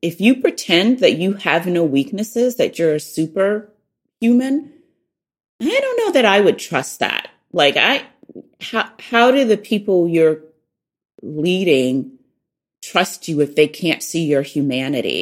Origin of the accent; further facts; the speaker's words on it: the South, United States; accent: Southern; moved away as an adult; being poor and from the South and lacking what people would call social capital, I felt really vulnerable. My Southern accent made me really vulnerable